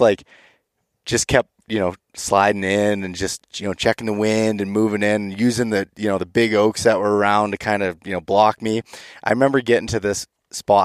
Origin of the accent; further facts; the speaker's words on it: Pennsylvania, United States; my home state of Pennsylvania